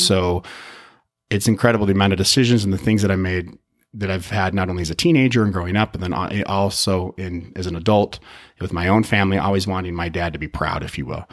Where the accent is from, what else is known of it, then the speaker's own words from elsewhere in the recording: Utah, United States; also born or lived in Chicago; I grew up. I grew up here in Utah. Moved, did a little stint, moved to Chicago when I was oh, nine